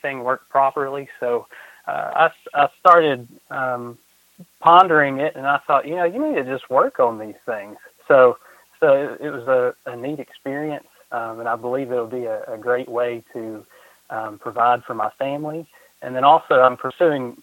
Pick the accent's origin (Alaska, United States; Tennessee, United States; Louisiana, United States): Tennessee, United States; Chattanooga; moved away as an adult; now in Kingsport, United States; I'm originally from the Chattanooga area, but I met my wife and I moved up here